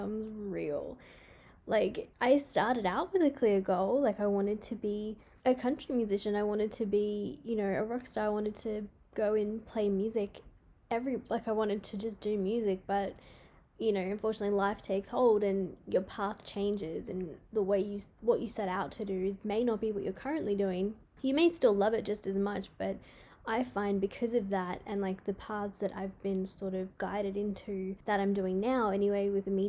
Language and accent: English; Queensland, Australia; in my hometown anyway, we had the Logies up here in Queensland